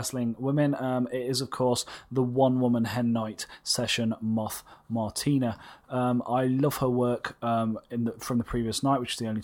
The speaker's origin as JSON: {"language": "English", "region": "England", "country": "United Kingdom", "said": "as English people"}